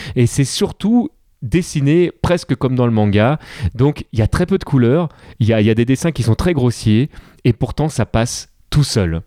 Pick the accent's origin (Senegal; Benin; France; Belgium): France; en tant que, en tant que français